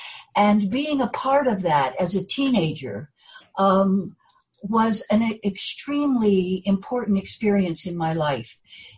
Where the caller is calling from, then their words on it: North Carolina, United States; Yes, I'm here. And I'm actually here from North Carolina, from the mountains of North Carolina.